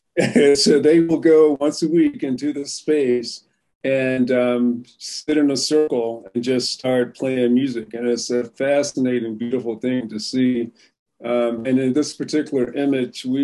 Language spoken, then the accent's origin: English; Raleigh, North Carolina, United States; moved away as an adult; also born or lived in Nashville, Tennessee; now in Navajo Nation, United States; I grew up in Raleigh, North Carolina